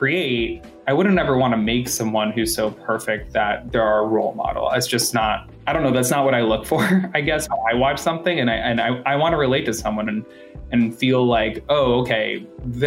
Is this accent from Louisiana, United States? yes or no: no; Boston, Massachusetts, United States; moved away as an adult; now in Los Angeles, United States; Originally, I'm from Boston, but I've lived in LA for almost 6 years